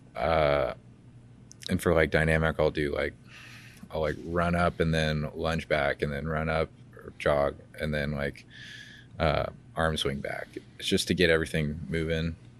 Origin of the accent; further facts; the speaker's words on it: Georgia, United States; grew up in Georgia, but we, we go to Alabama